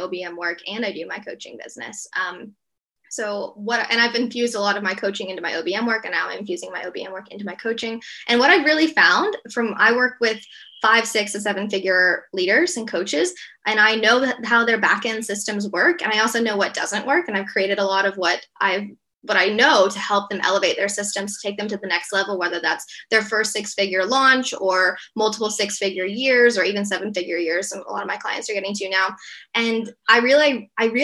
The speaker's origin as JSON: {"language": "English", "town": "Atlanta", "region": "Georgia", "country": "United States", "moved": "as an adult", "lives_now": "Perth, Australia", "said": "I'm originally from Atlanta, Georgia in the US. I've lived in Australia since 2 days before the border shut when COVID came in March 2020"}